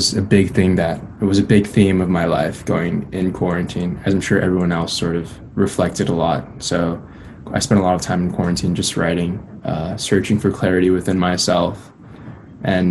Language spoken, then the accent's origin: English; Los Angeles, California, United States; also born or lived in Chicago; I grew up in Los Angeles. You know, I was born in Chicago, but I moved to LA at a very young age